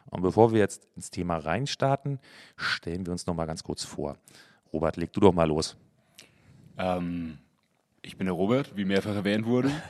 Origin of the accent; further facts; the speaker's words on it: Coburg, Bavaria, Germany; moved away; Ähm, aus Bayern ursprünglich, Coburg.